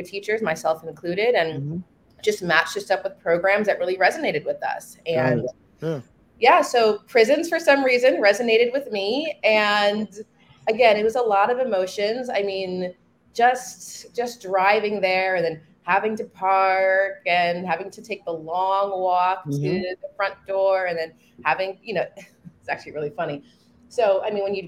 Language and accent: English; New Jersey, United States; I'm from New Jersey originally.